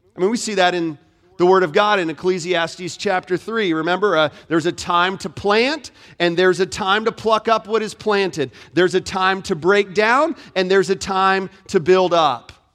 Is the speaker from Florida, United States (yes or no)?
yes; Florida, United States; moved away; I grew up in Florida. Was born and raised in Florida